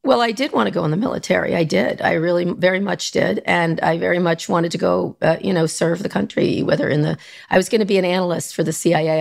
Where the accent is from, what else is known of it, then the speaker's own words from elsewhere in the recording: New York area, United States; also born or lived in Philadelphia / Long Island / Princeton, New Jersey; New York, the New York area